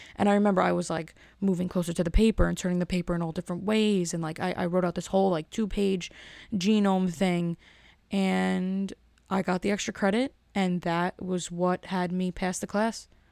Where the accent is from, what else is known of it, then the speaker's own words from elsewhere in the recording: Elizabeth, New Jersey, United States; I'm from Elizabeth